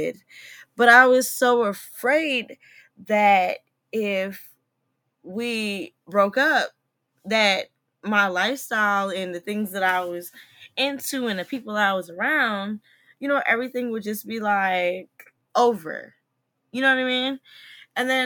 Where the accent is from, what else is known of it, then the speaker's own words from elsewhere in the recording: New Jersey, United States; now in DMV (Washington, D.C. area), United States; I'm from Jersey